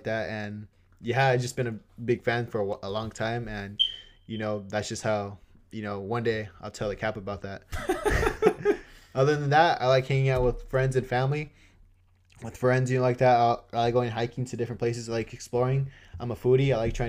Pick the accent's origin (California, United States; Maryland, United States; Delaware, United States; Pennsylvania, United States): California, United States; Boston Celtics. Even though I'm from SoCal.